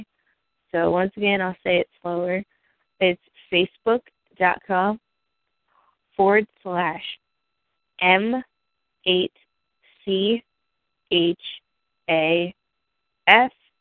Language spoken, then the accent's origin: English; New Jersey, United States; I'm from New Jersey